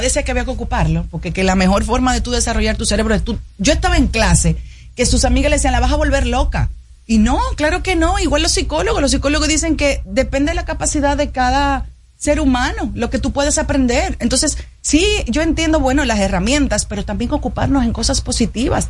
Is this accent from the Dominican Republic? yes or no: yes; Dominican Republic; como dominicana que salgo a la calle preocupada por lo que pasa día a día